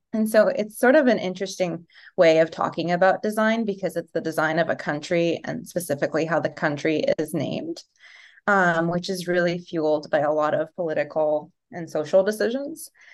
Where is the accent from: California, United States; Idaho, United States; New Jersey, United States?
California, United States; Los Angeles; also born or lived in Yugoslavia (Serbia); now in New York, United States; I left Yugoslavia during the war and came to Los Angeles, um, when I was a toddler. So I definitely identify with being American, grew up in America